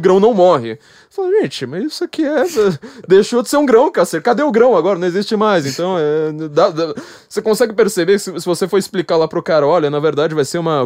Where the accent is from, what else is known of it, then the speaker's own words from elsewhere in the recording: São Paulo, Brazil; eu, como paulista